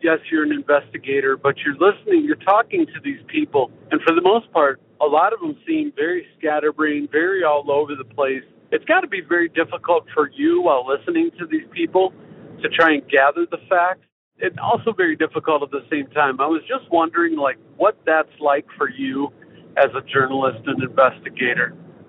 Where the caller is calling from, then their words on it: Independence, Iowa, United States; I'm calling from Independence, Iowa.